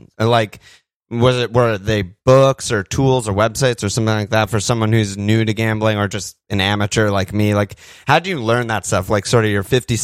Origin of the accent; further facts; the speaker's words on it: United States; we're both American